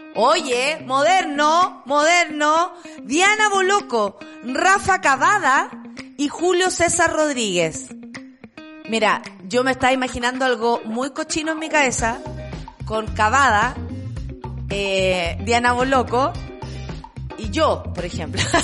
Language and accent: Spanish; Chile; Como chilenos, como chilenas